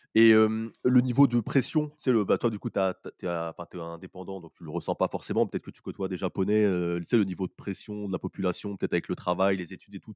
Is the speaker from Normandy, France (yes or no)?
no; Paris, Île-de-France, France; quand on vient de Paris euh, ou de la France